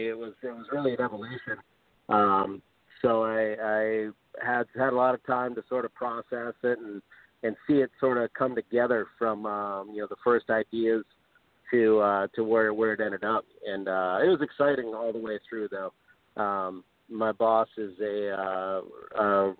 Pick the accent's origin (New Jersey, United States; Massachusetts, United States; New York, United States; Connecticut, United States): Massachusetts, United States; Cape Cod; also born or lived in Martha's Vineyard, Massachusetts; I lived on Martha's Vineyard Island off the south coast of Massachusetts when I was very young, and then moved over to Cape Cod, where I spent my formative years, middle school, high school